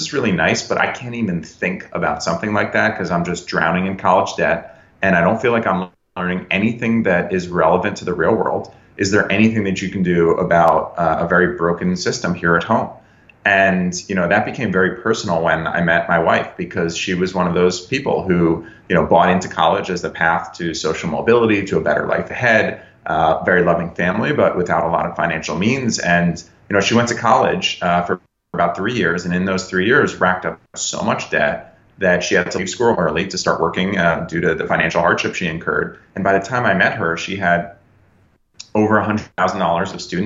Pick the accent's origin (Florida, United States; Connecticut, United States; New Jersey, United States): Connecticut, United States; also born or lived in New York; I'm born and raised in the Northeast, born in New York, raised in Connecticut